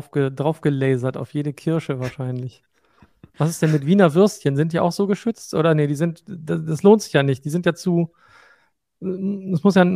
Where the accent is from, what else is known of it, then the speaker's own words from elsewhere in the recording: Northern Germany, Germany; wir sind irgendwann aus Norddeutschland ins Rheinland gezogen